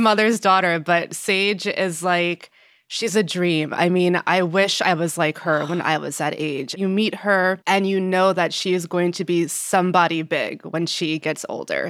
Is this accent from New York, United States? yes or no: yes; Yonkers, New York, United States; also born or lived in New Jersey; I'm from Yonkers, New York